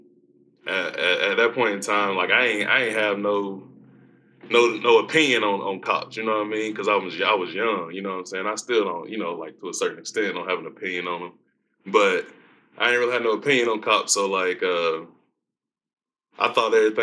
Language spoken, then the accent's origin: English; Aiken, South Carolina, United States; now in Kentucky, United States; I grew up in Aiken, South Carolina